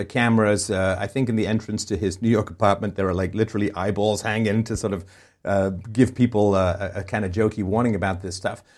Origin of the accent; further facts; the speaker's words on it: England, United Kingdom; moved away; I grew up in England.